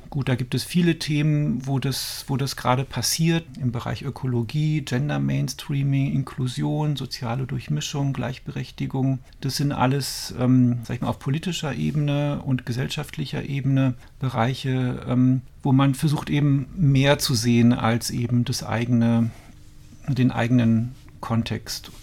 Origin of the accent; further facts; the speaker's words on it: Dormagen, North Rhine-Westphalia, Germany; moved away as an adult; also born or lived in Cologne / Stuttgart; now in Brandenburg, Germany; Also ich bin in Köln geboren, bin in Dormagen aufgewachsen